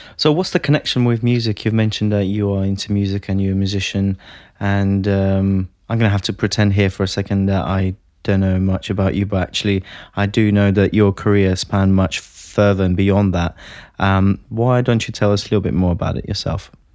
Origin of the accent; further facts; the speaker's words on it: Latvia; moved away as an adult; now in United Kingdom; I'm originally from Latvia.